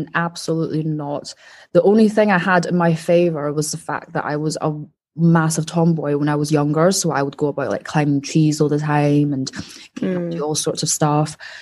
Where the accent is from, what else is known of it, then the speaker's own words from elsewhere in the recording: Wuhan, Hubei, China; moved away; I'm from Wuhan